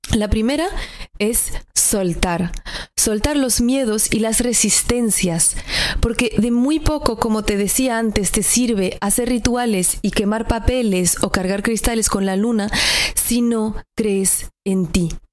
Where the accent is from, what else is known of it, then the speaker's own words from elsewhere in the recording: northern France, France; moved away; Yo soy del norte de Francia, al lado de Alemania, y creo que culturalmente también me ha impactado venir de esa región del mundo